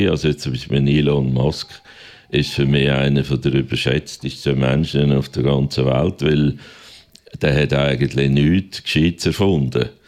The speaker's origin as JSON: {"language": "German", "region": "Aargau", "country": "Switzerland"}